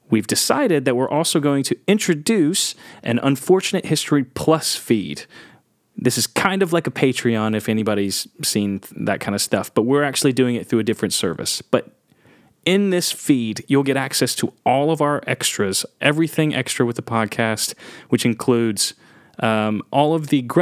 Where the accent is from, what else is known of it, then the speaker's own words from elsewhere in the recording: England, United Kingdom; I'm English.